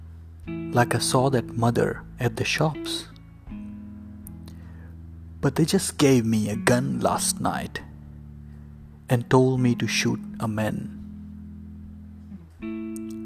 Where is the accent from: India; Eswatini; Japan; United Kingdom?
India; I grew up in India